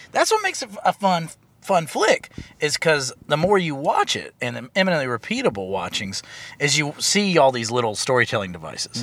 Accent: the South, United States; I am from the South.

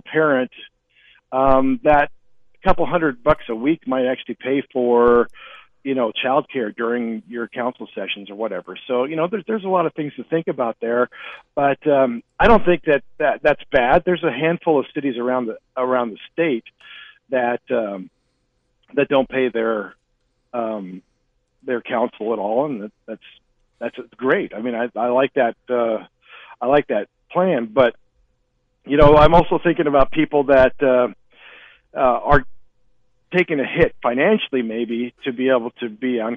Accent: Great Falls, Montana, United States; moved away as an adult; now in Kalispell, United States; Born and raised in Montana, in Great Falls, was in the Army for a long time, came back, and now live in Kalispell

